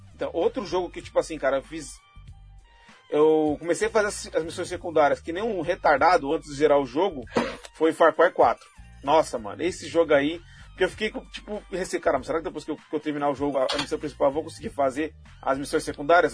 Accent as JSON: {"language": "Portuguese", "country": "Brazil", "said": "eu sou brasileiro"}